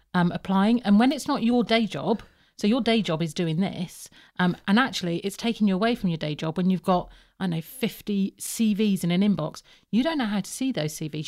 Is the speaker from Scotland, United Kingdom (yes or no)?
no; Birmingham, West Midlands, United Kingdom; also born or lived in Plymouth; I am from Plymouth, but I was brought up in Birmingham